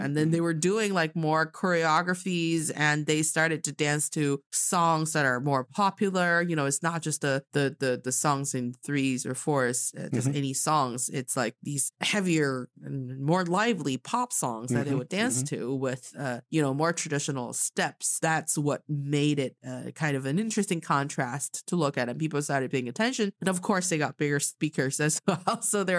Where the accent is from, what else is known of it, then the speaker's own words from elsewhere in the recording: northern China, China; You know, the northern part of China, we will see, like, for example, in my hometown, if we see a lady that's probably older than your mom's age